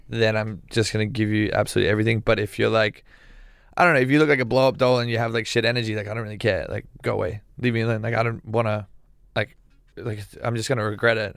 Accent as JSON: {"language": "English", "country": "Australia", "said": "I'm Australian"}